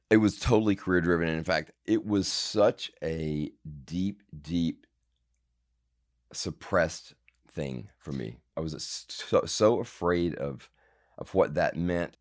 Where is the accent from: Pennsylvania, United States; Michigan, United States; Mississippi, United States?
Mississippi, United States; Madison; moved away as an adult; also born or lived in Jackson, Mississippi / New York; I'm from, um, from Mississippi. I was born in Jackson, and then we moved out to a suburb of Jackson, Madison, when I was probably in the third grade, and kind of lived there until I ran off